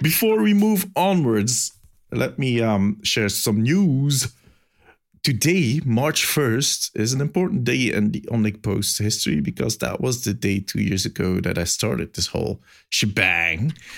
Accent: Belgium; accent: Belgian; my silly Belgian accent

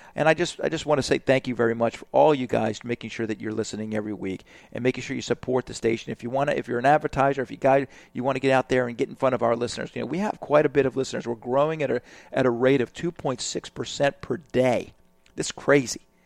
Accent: Alabama, United States; I'm from Alabama

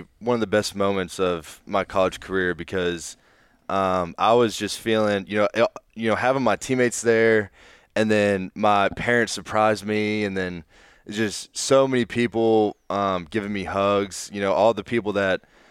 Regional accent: Raleigh, North Carolina, United States; moved away as an adult; growing up in Raleigh

